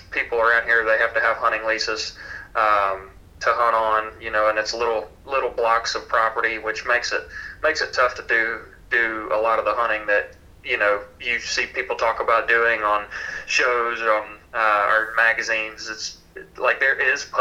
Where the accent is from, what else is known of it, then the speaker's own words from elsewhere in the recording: Louisiana, United States; I'm from Louisiana